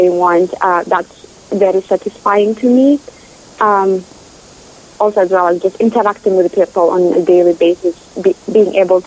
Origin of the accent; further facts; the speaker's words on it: Kenya; moved away as an adult; now in Oregon, United States; I am from Kenya